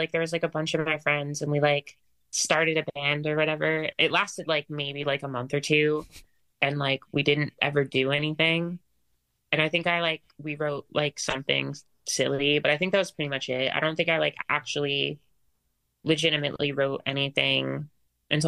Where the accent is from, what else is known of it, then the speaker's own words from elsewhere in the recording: New Jersey, United States; also born or lived in Philadelphia; I grew up like in South Jersey and kind of just like in and around the city pretty much like most of my life. I'd say like a majority of my childhood was in South Jersey